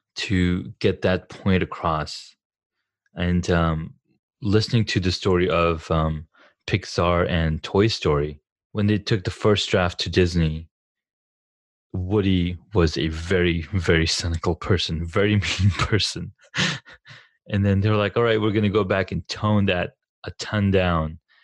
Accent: Saudi Arabia; also born or lived in California; now in United States; growing up in Saudi

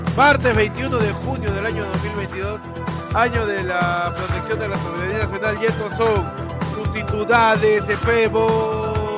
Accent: Peru; yo soy un periodista peruano

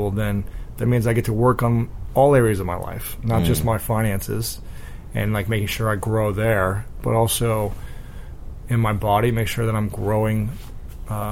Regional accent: Midwest, United States; growing up in the Midwest in the U.S.

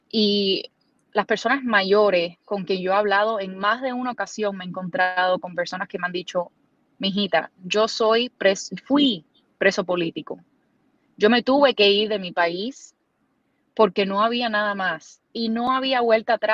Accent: Cuba; now in United States; en nuestro, en nuestro estado, nuestro, nuestro distrito, eh, en nuestra comunidad, no solamente como cubanos, pero en general, las preocupaciones que tienen las personas.

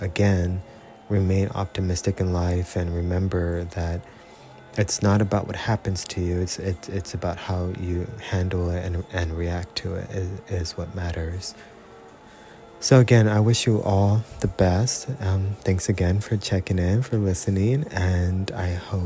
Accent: Robstown, Texas, United States; moved away as an adult; also born or lived in Corpus Christi, Texas / San Antonio, Texas; now in California, United States; I was born in Corpus Christi, raised in Robstown, Texas, from the years of basically an infant to about 12 or 13.

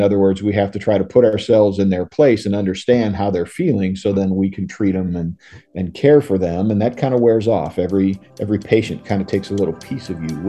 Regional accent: St. Louis, Missouri, United States; born there; I was a U.S. citizen because I was born in St. Louis, and I could come back here if I wanted

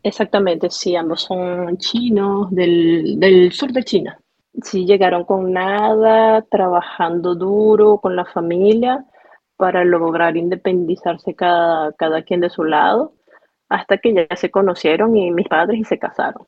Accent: Barquisimeto, Lara, Venezuela; moved away as an adult; also born or lived in Nice, France / Paris, France; now in Lyon, France; Iría, creo que en los años 90, cuando era niña, a Barquisimeto, porque a pesar de todo, si tuve una niñez feliz

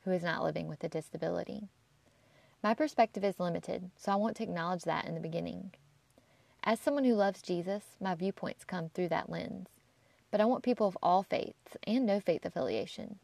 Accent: South Carolina, United States; I grew up in South Carolina and attended public schools here

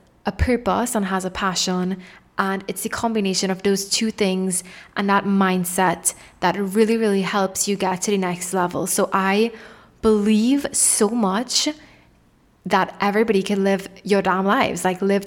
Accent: Trinidad & Tobago; moved away as an adult; also born or lived in Toronto, Canada; I'm from the islands. I'm originally from Trinidad and Tobago

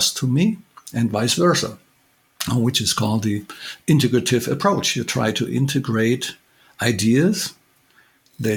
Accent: Germany; I'm from Germany

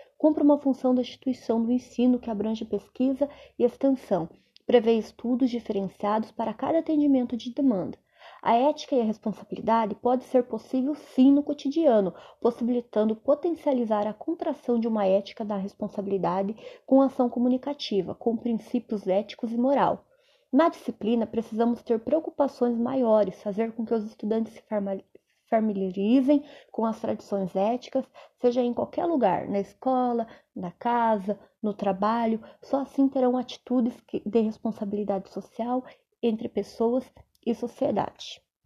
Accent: Cascavel, Paraná, Brazil; sou de Cascavel, Paraná

